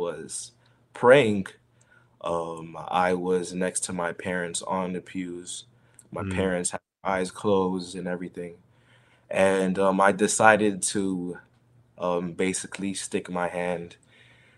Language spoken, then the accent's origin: English; Broward County, Florida, United States; also born or lived in Miami, Florida; I was born in Adventure Hospital in Miami, Florida. At the age of 2 years old, I moved to Broward County